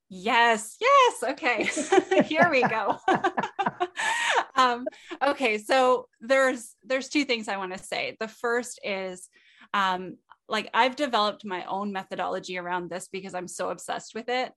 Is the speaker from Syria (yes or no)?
no; Canada; I'm Canadian.